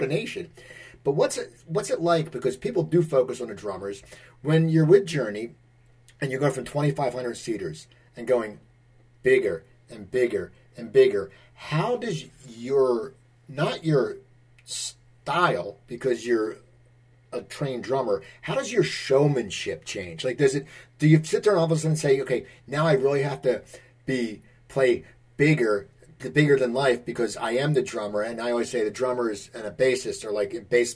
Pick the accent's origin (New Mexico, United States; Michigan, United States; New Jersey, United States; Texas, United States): New Jersey, United States; I'm from New Jersey. We have a certain, you know, strong work ethic